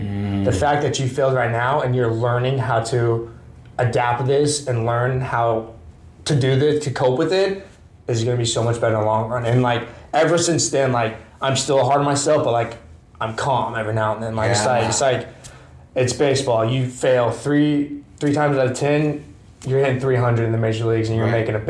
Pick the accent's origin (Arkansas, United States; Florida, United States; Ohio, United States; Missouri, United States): Arkansas, United States; Bentonville; Bentonville, Arkansas.